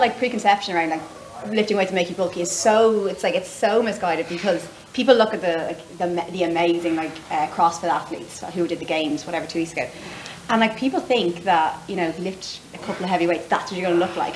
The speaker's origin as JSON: {"language": "English", "country": "Ireland", "also_born_or_lived": "United States / Caribbean", "moved": "as an adult", "lives_now": "London, United Kingdom", "said": "I'm from Ireland originally, but left Ireland about 10 years ago"}